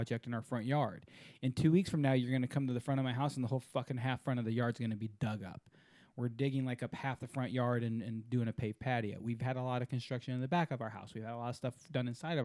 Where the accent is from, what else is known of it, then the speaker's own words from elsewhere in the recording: Houston, Texas, United States; I'm from Houston. I'm from the mothership